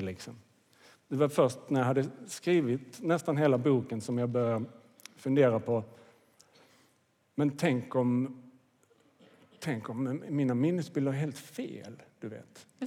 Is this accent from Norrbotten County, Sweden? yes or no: no; Kvidinge, Skåne, Sweden; jag växte upp i Kvidinge, det ligger i Åstorps kommun, nordvästra Skåne